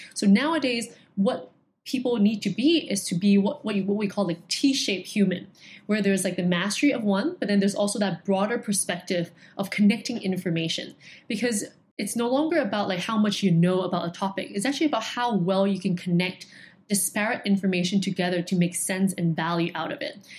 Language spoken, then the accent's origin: English; Hong Kong; being born and raised in Hong Kong